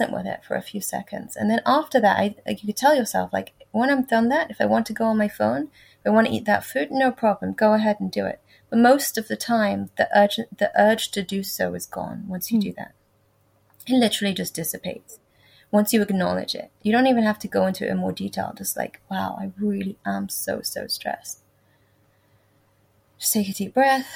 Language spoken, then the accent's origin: English; England, United Kingdom; when I went into high school at the age of 11, in England